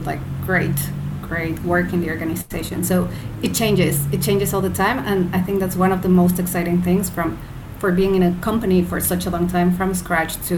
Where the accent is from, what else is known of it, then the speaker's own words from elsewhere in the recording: Mexico; moved away as an adult; also born or lived in United Kingdom; now in Malaysia; I'm originally from Mexico, but by now I'm like a global citizen. So I lived in the UK for 9 years, then I've been in Asia for almost 6